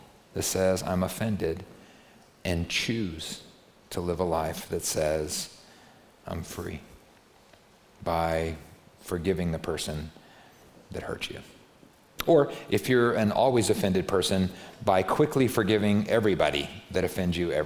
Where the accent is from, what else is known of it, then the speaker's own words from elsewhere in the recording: United States; I'm American